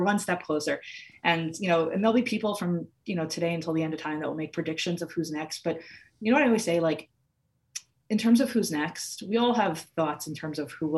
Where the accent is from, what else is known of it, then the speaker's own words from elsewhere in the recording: United States; I'm an American Jew